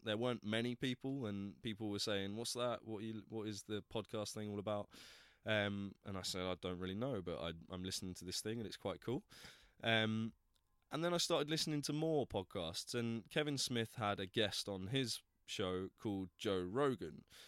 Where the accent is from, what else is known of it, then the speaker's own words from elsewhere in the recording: Plymouth, South West England, United Kingdom; moved away as an adult; now in London, United Kingdom; I was born in Plymouth, down in the southwest coast, um, and I came to London to go to drama school back in two thousand eight